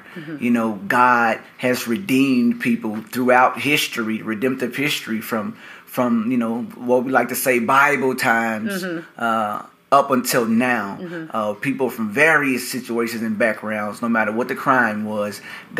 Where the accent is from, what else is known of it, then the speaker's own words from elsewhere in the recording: Little Rock, Arkansas, United States; Born and raised in Little Rock. My whole life I've lived in several parts of Little Rock